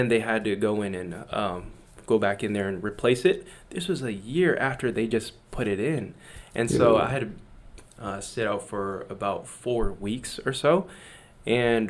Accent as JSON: {"language": "English", "country": "United States", "said": "as an American."}